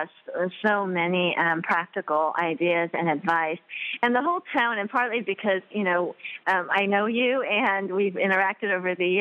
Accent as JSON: {"language": "English", "region": "Southern California", "country": "United States", "said": "I'm from Southern California, and we're very conscious of, you know, calorie count and health and all"}